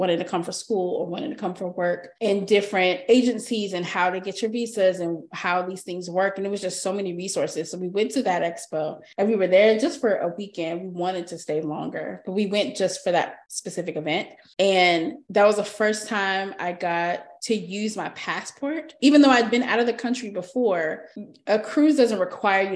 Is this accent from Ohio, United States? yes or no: no; Texas, United States; we're from Texas